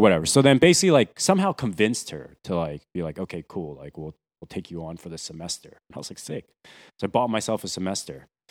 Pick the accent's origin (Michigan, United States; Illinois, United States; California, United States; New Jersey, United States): New Jersey, United States; moved away as an adult; also born or lived in Taiwan / Boston; now in New York, United States; originally from Taiwan, but I grew up mostly in New Jersey, South Jersey.